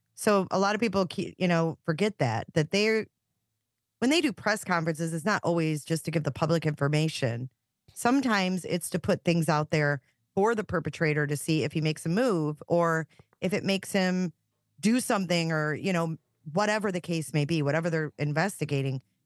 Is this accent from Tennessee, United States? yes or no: no; Romeo, Michigan, United States; where I grew up in Romeo.